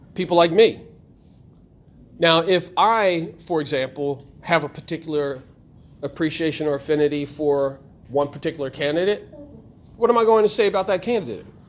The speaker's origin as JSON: {"language": "English", "town": "Trenton", "region": "New Jersey", "country": "United States", "tie": "born or raised there", "said": "I was born here in Trenton"}